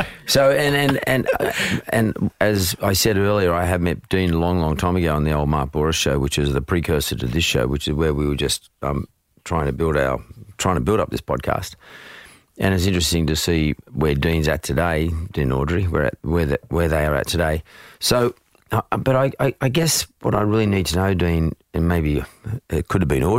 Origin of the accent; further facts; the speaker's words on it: Narwee, New South Wales, Australia; Not far from Hurstville. I went to school in Bankstown, but I was more near an area called Ngawi.